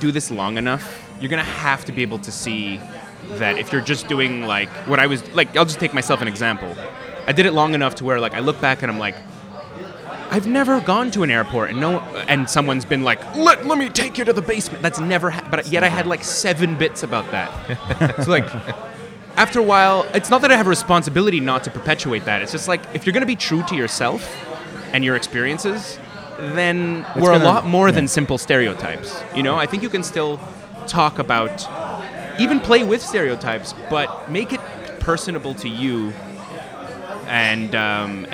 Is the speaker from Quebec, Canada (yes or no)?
yes; Montreal, Quebec, Canada; as a kid growing up in Montreal